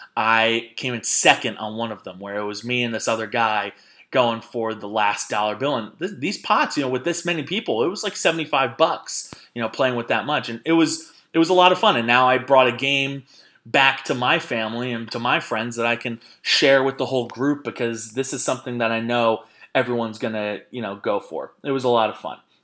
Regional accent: Jersey Shore, New Jersey, United States; I am crap from the Jersey Shore

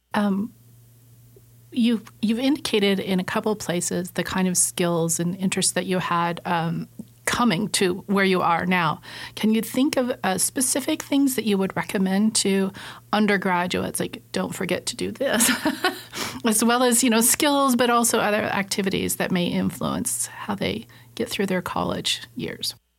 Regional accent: Southern Idaho, United States; Coming from a farming community growing up, I grew up in Southern Idaho

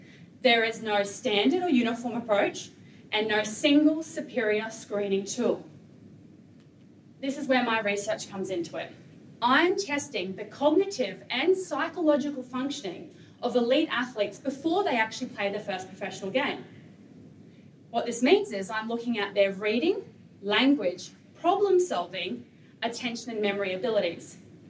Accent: Australia; When you get hit hard, there is an expectation, a competitiveness in you, as an Australian, to get up and keep playing.

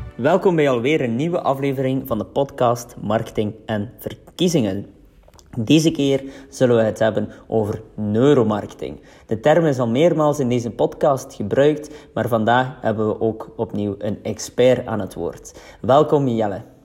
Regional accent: West Flanders, Belgium; Wij zijn beide van West-Vlaanderen

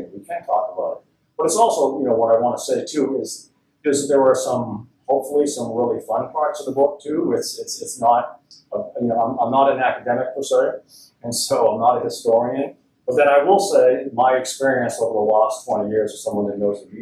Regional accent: Boston, Massachusetts, United States; Boston, my hometown

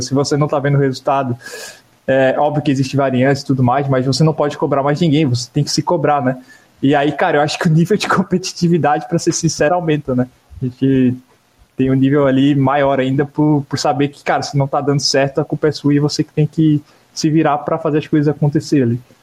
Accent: Garopaba, Santa Catarina, Brazil; eu, cresci, eu vivi toda a minha vida em Garopaba, né? Até hoje eu vivo aqui.

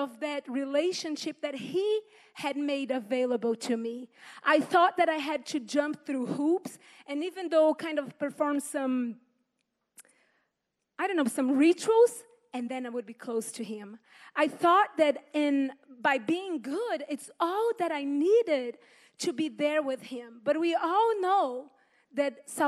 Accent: Brazil; English is a second language; moved away; I was born and raised in Brazil

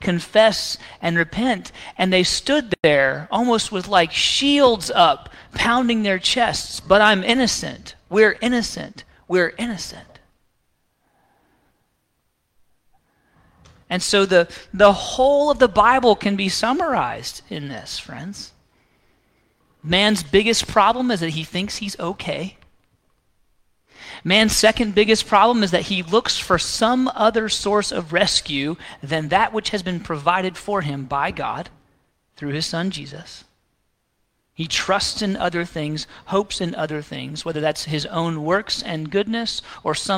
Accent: the South, United States; I grew up right here in the South, I mean, a mile down the road

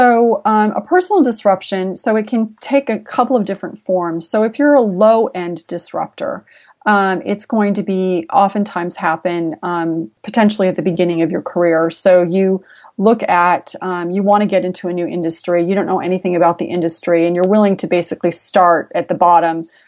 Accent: San Jose, California, United States; I was originally from San Jose

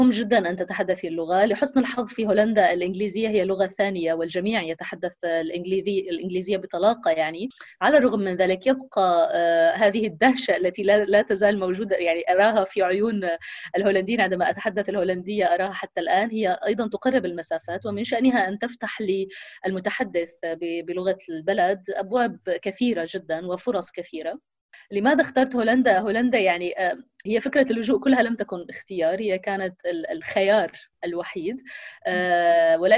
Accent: Syria; also born or lived in Palestine; كوني فلسطينية سورية آه هذا يعني أنني آه أنا وأهلي آه يعني شبه محبوسين في في سوريا

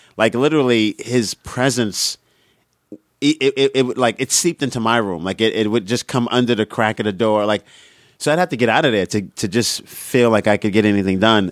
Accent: New York City, New York, United States; moved away; also born or lived in Boston; I'm from Brooklyn, Brooklyn

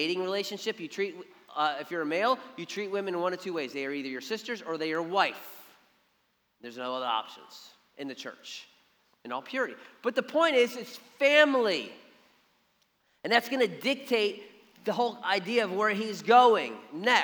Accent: Philadelphia, Pennsylvania, United States; now in Savannah, United States; we grew up in Philly

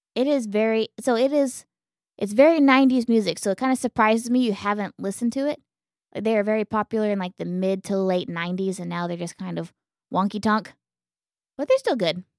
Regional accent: Elk City, Oklahoma, United States; moved away; when I was a kid, it was like seven thousand. And whenever I left Elk City, it was about ten thousand

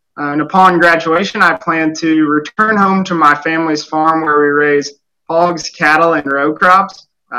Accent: Osage County, Missouri, United States; I'm from Osage County and reside in St. Thomas. I'm currently entering my last semester at Mizzou, where I'm studying agribusiness management and minoring in animal science.

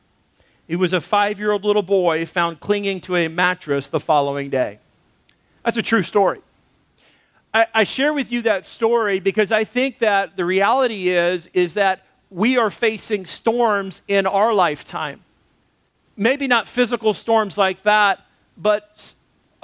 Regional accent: United States; moved away; also born or lived in Texas / Arkansas; I grew up in Texas and Arkansas where we had storm shelters

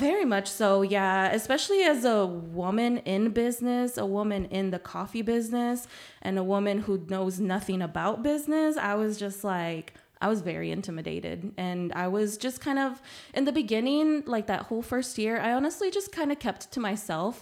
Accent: San Antonio, Texas, United States; first language Spanish; English is a second language; also born or lived in Nuevo Laredo, Mexico; I was born there, um, but I've been raised in San Antonio my whole life

